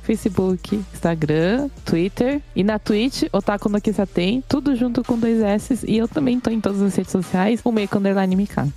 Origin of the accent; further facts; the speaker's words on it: Brazil; now in Japan; Eu cresci no Brasil